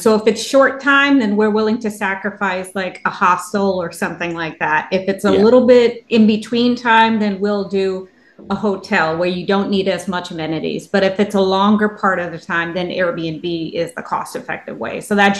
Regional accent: New York City, New York, United States; moved away; I'm from New York City originally. So I spent most of my life there and lived a couple different areas.

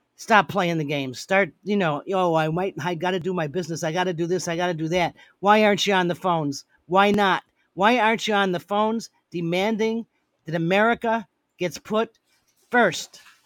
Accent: United States; I am an American

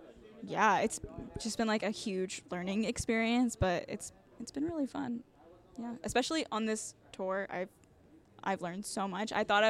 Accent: Texas, United States; now in Denton, United States; My hometown is only an hour and a half away, but I feel like I have to, like, really plan to, like, make a trip there. But so we're, like, technically in Denton, which is right outside of Dallas

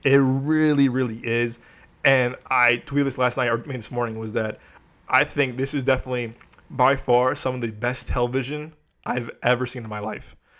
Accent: Chicago, Illinois, United States; moved away; as a Chicagoan, I, I know real Chicago, I know, as a former Chicagoan, I know real Chicago

